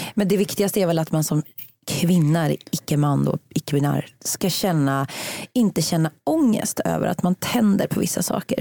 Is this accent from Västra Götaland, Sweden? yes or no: yes; Uddevalla, Västra Götaland, Sweden; min kompis Maria som bodde i radhusområdet i Uddevalla där jag växte upp